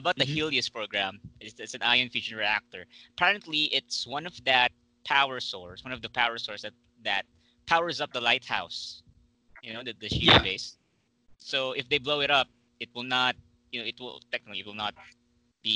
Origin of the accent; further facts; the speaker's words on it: Philippines; Me being a Filipino